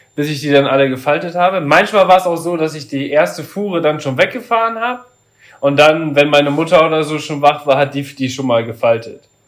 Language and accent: German; Papenburg, Lower Saxony, Germany; ich komme mal ursprünglich aus Papenburg. Und da war das so, dass wir da auch in so einer Siedlung gewohnt haben